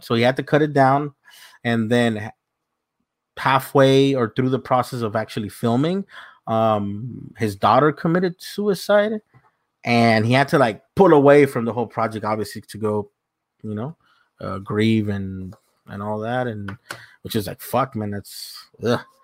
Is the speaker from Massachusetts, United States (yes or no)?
no; South Gate, California, United States; I grew up in Southgate, went to high school there